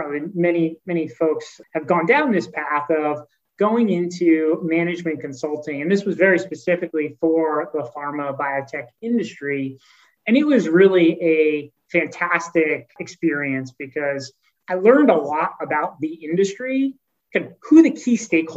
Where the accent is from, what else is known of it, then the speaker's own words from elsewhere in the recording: Philadelphia, Pennsylvania, United States; I grew up in the Philadelphia area.